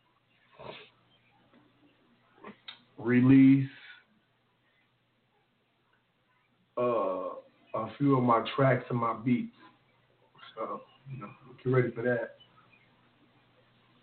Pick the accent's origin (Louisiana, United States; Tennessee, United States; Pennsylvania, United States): Tennessee, United States; Memphis; If you're from the South, like I'm from the South. I'm from North Memphis